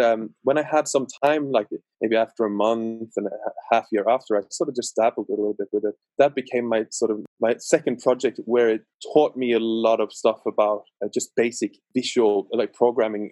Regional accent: West Coast, Western Norway, Norway; I'm from Norway, West Coast, so it's rainy

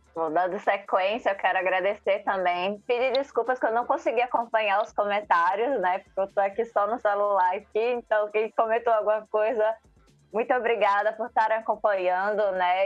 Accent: Aracaju, Sergipe, Brazil; Eu sou de Aracaju, Sergipe

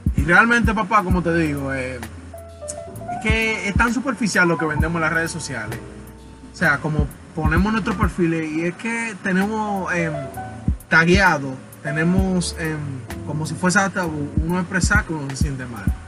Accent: Dominican Republic; soy dominicano

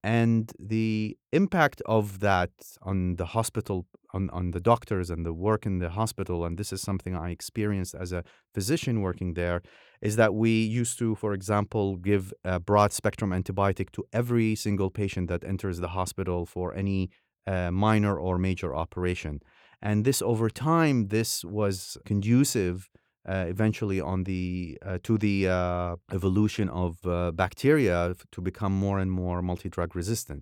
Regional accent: Iraq; now in Beirut, Lebanon; I grew up in Iraq during the nineteen seventies and eighties

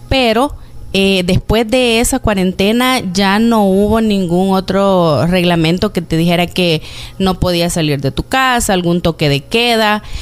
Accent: Zacatecoluca, La Paz, El Salvador; Por ejemplo, yo vengo de una ciudad de Zacatecoluca, del departamento de La Paz. De hecho, en diciembre son las fiestas patronales ahí y este año fueron totalmente diferentes.

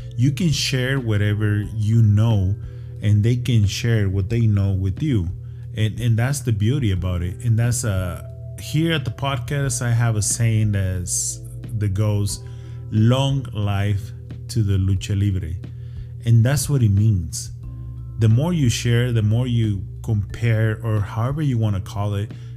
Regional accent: Ciudad Juarez, Chihuahua, Mexico; I'm from Juarez

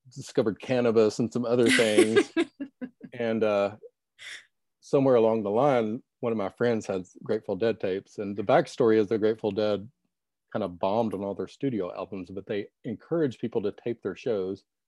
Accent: Little Rock, Arkansas, United States; I'm from Little Rock, Arkansas

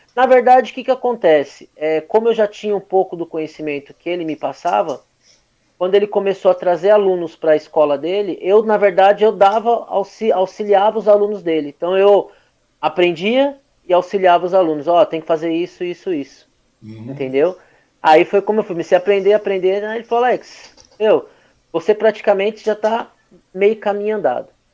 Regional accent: Suzano, São Paulo, Brazil; Nasci aqui em Suzano há 37 anos

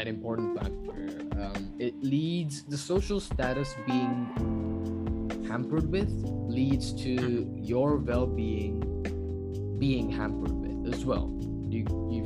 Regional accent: India; being an Indian and going through the Indian curriculum, going through the Indian side of the standardized testing

